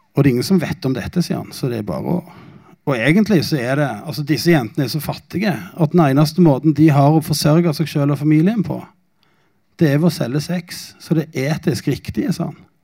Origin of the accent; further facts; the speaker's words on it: Norway; jeg er jo norsk